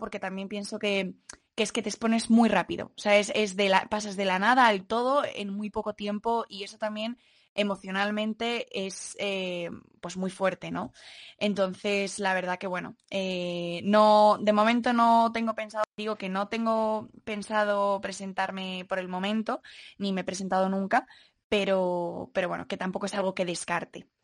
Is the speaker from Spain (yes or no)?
yes; Madrid, Community of Madrid, Spain; soy de aquí de Madrid y tengo 21 años